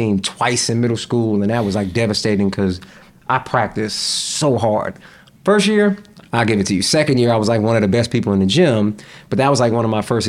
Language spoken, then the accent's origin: English; North Carolina, United States; also born or lived in Jamaica, Queens, New York; I grew up in North Carolina. I moved to North Carolina when I was 6.